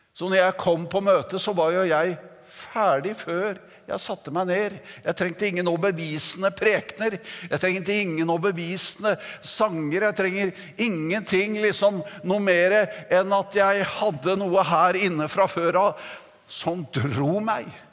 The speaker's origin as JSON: {"language": "Norwegian", "town": "Notodden", "region": "Vestfold og Telemark", "country": "Norway", "tie": "born or raised there", "said": "Jeg kom jo fra Notodden og oppvokste i Metodistkirken"}